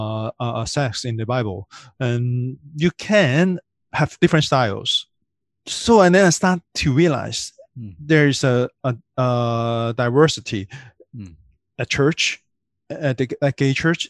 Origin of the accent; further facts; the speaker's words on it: Hong Kong; I grew up in Hong Kong